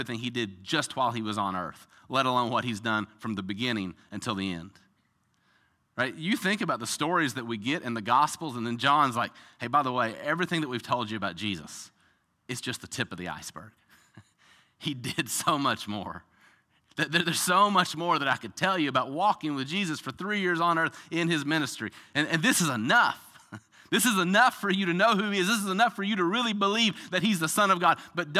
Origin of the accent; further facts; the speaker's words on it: the South, United States; This is what I do every single day. I'm from the South